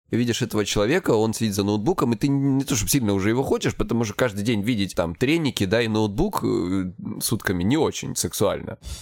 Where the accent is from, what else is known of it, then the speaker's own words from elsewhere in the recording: Krasnodar Krai, Russia; я с Кубани